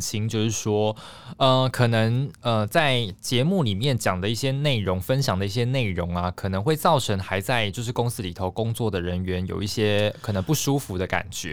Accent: southern Taiwan, Taiwan; moved away; 我是南部人嘛

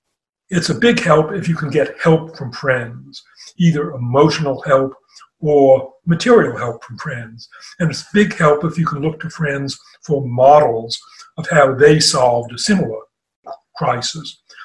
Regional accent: Boston, Massachusetts, United States; The first datable thing that I can remember is that just after my 5th birthday in Boston, there was a horrible fire called the Coconut

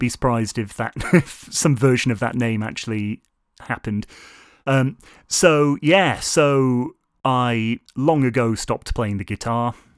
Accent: Lancaster, North West England, United Kingdom; moved away as an adult; also born or lived in South Korea; now in Shrewsbury, United Kingdom; I, of course, come from Lancaster, up north, where I stayed until university age

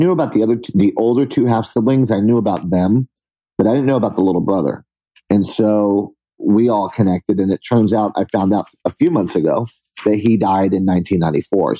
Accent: San Juan, Puerto Rico; moved away as an adult; also born or lived in New York / Boston; I stayed there and I grew up in Puerto Rico.

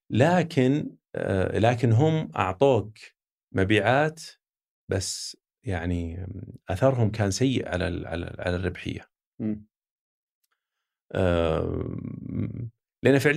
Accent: Saudi Arabia; نتاكد انه ما في احد يستخدم اني انا لاني انا سعودي انا بضغط على مديري

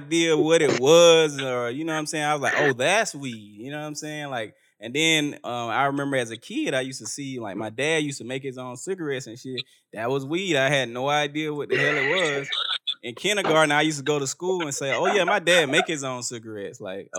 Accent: South Georgia, United States; So like I'm from South Georgia

